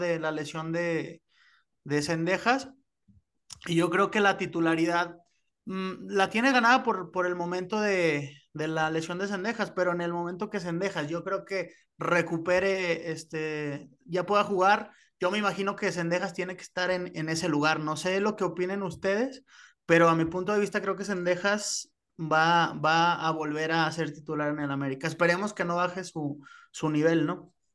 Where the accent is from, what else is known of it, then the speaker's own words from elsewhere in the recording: Zacatecas, Mexico; originario del bello estado de Zacatecas